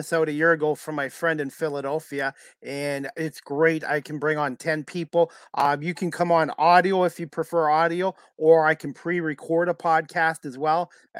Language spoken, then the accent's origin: English; Oakville, Ontario, Canada; growing up in Oakville in the late 70s, I used to listen to Tom and Early Wynn.